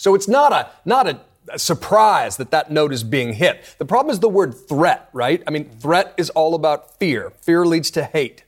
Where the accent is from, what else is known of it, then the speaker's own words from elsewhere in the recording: New York, United States; as a New Yorker